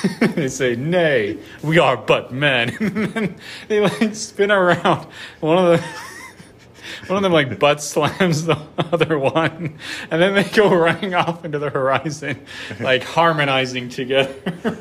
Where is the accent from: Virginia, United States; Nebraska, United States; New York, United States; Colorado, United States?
Colorado, United States; I'm from Colorado